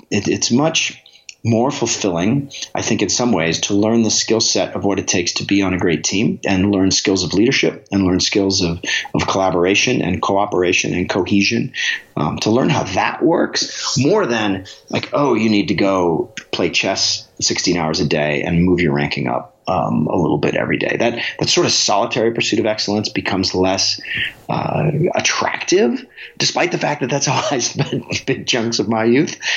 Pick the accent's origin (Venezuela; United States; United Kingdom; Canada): United States; Alaska; Growing up in Alaska